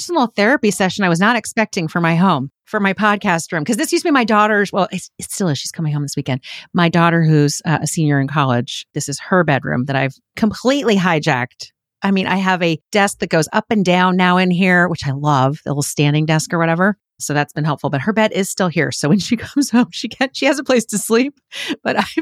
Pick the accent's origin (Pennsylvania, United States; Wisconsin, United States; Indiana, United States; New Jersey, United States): Pennsylvania, United States; Philadelphia; I grew up in Philly. Yeah, I grew up outside Philly, city of brotherly shove